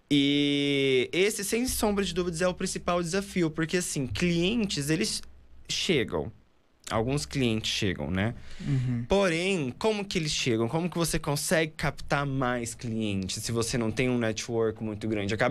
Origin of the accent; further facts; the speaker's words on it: Mato Grosso, Brazil; now in São Paulo, Brazil; eu vim do Mato Grosso, como você também, é, e a gente chega em São Paulo